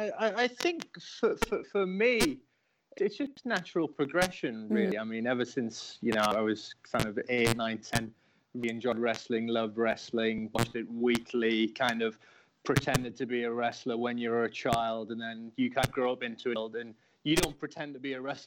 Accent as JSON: {"language": "English", "town": "Newcastle upon Tyne", "region": "North East England", "country": "United Kingdom", "said": "I'm actually from Newcastle, northeast of England"}